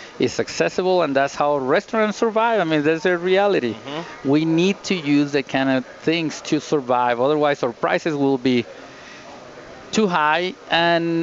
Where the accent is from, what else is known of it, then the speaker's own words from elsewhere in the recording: Monterrey, Nuevo León, Mexico; moved away as an adult; now in Denver, United States; I'm from Monterrey, Mexico.